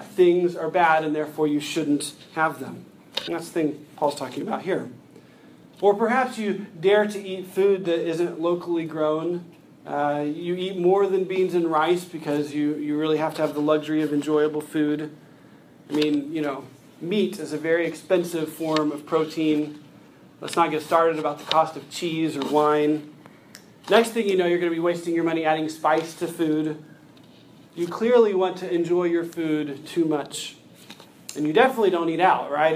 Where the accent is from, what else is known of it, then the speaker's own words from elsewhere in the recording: United States; As American Christians